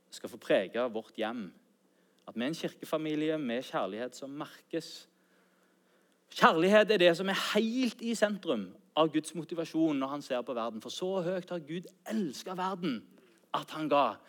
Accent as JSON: {"language": "Norwegian", "town": "Sandnes", "region": "Rogaland", "country": "Norway", "tie": "born or raised there", "also_born_or_lived": "Bryne", "said": "Mine foreldre de flytta fra Bryne til Sandnes når jeg var åtte år"}